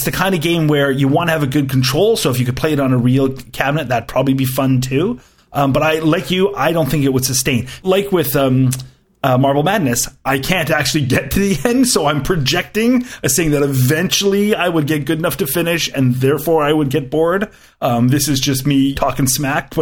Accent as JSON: {"language": "English", "country": "Canada", "said": "as a Canadian"}